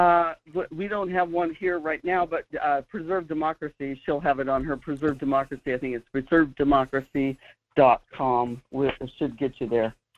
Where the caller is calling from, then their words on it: North Pole, Alaska, United States; I'm calling from North Pole, Alaska